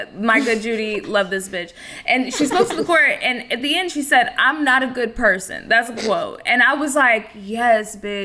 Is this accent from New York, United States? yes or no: no; Texas, United States; I'm from Texas, where there's a very famous food cake factory in South Texas